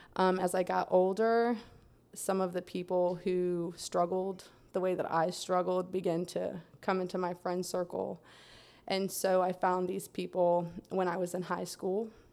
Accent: Lake Wales, Florida, United States; I'm from Central Florida. I was born in Lake Wales

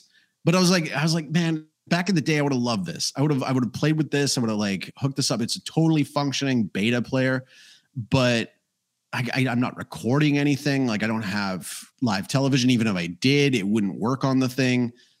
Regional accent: Canada; Because I am Canadian, after all.

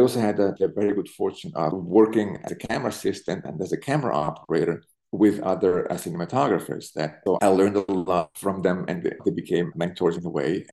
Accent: Zurich, Switzerland; moved away as an adult; also born or lived in Berlin, Germany; now in New York, United States; I was born in Zurich, in Switzerland. I grew up in Zurich

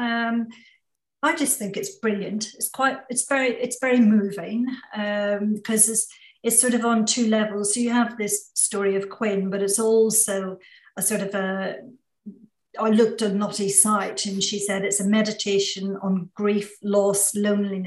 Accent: Northern Ireland, United Kingdom; in Northern Ireland. Which you can probably tell from my accent, which is where I'm from

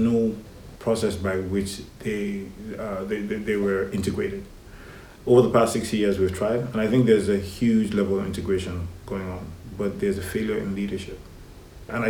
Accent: Lagos, Nigeria; also born or lived in Kaduna State, Nigeria; now in Atlanta, United States; I spent the first 5 years in Kaduna and then I moved to Lagos. Basically grew up in Lagos.

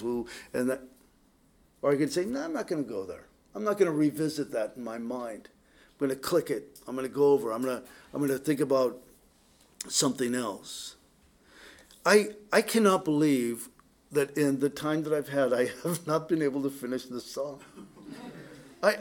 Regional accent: Poway, California, United States; also born or lived in San Diego; now in Oak Harbor, United States; growing up in Poway, you know, the terrain there was so different than up here

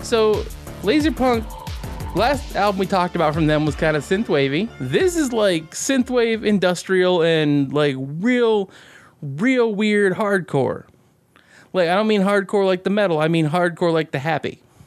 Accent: Alaska, United States; a fat dude from Alaska

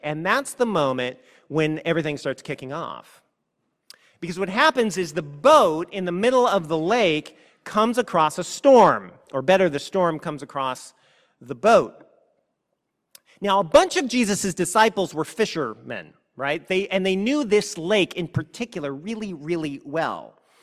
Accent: California, United States; I was from California

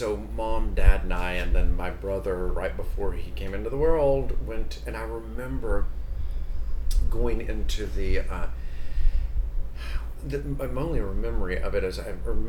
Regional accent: Maryville, Tennessee, United States; I was born and raised in Maryville, Tennessee. That's about 13 miles southeast of Knoxville.

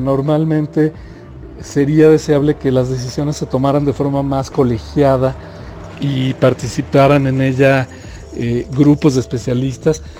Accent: Mexico; nuestro país

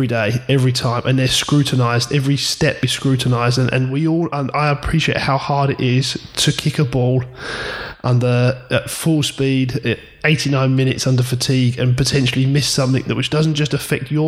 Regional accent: England, United Kingdom; being English and sort of live or British, sorry, growing in this area

